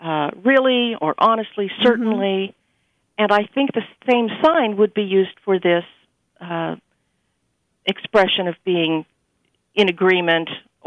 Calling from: Pasadena, California, United States

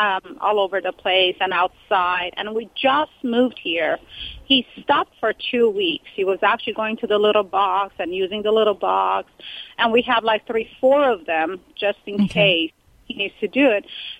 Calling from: California, United States; I'm great. From California.

